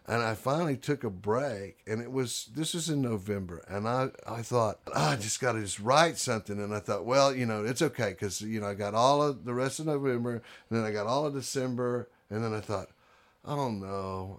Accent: Houston, Texas, United States; I grew up in Houston, Texas

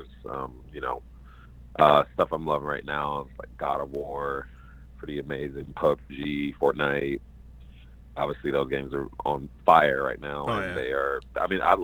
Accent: Chicago, Illinois, United States; moved away as an adult; now in Los Angeles, United States; From Chicago, Illinois

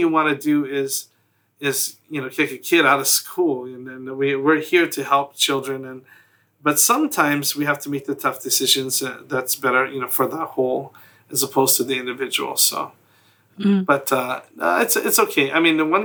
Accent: Hawaii, United States; being born and raised in Hawaii, there are a lot of Hawaiian culture embedded into everything that we

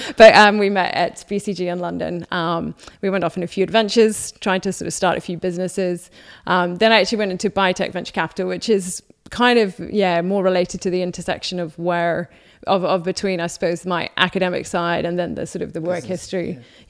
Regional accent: Waiuku, Auckland, New Zealand; moved away as an adult; also born or lived in Whangarei / United Kingdom; So I was born in Whangarei, then grew up in Waiuku, and then in Auckland.

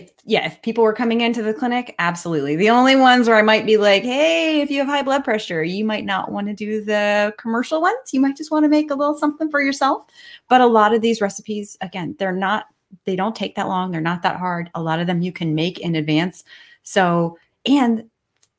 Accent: McLean, Virginia, United States; I grew up in McLean

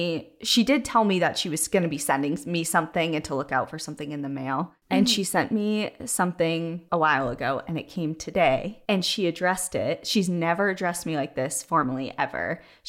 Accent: Whittier, California, United States; I wanted to talk about my hometown of Whittier, which is a historic Quaker town in Southern California

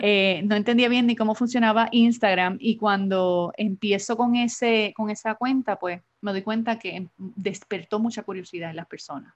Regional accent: Adjuntas, Puerto Rico; now in San Juan, Puerto Rico; soy puertorriqueña, natural del pueblo de Adjuntas en Puerto Rico. Llevo más de 25 años casi en San Juan, Puerto Rico, radicada en San Juan

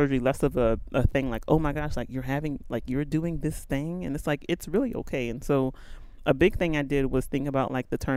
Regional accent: New Orleans, Louisiana, United States; moved away as an adult; also born or lived in Nashville, Tennessee / Lexington, Kentucky; So born and raised in New Orleans. My parents are from Nigeria, hence the name

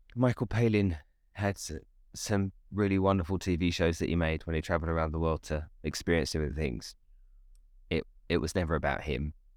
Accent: Nigeria; I grew up in Nigeria in West Africa

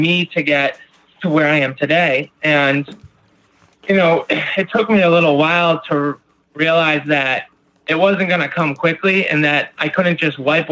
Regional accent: Beverly, Massachusetts, United States; I'm from just north of Boston in Beverly, Mass

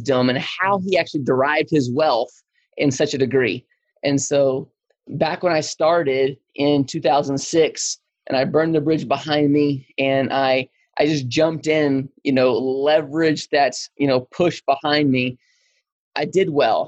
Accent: Lubbock, Texas, United States; I am born and raised in Lubbock, Texas.

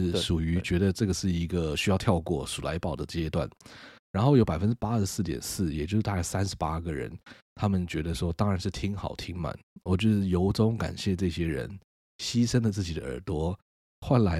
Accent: Taiwan; 我以身为台湾人为荣，

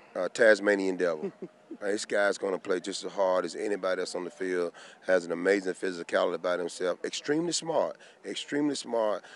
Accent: Georgia, United States; I'm from Georgia

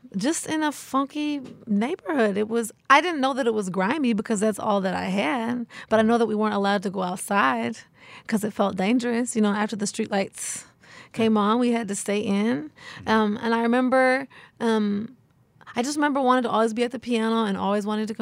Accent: Portland, Oregon, United States; growing up in the Northeast where I was raised

